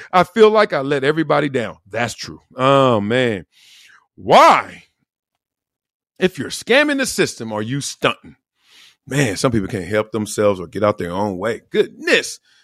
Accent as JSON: {"language": "English", "town": "Compton", "region": "California", "country": "United States", "tie": "born or raised there", "said": "I grew up in Compton in South Central"}